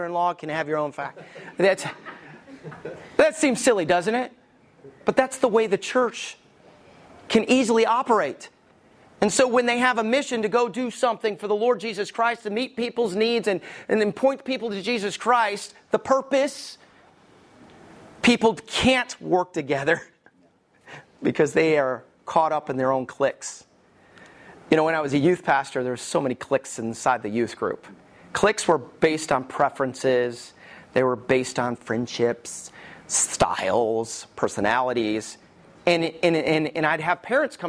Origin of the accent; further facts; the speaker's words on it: the Bible Belt, United States; I grew up in the Bible Belt and I stayed in the Bible Belt.